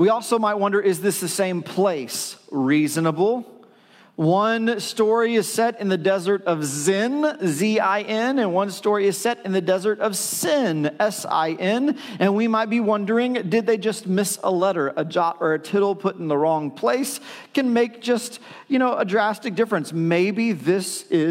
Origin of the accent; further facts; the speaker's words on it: China, Texas, United States; I was born in China, Texas. I was born in China, Texas